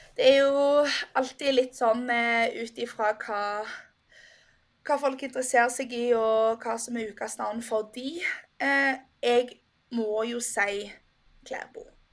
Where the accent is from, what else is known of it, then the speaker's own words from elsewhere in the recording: Norway; som nordmann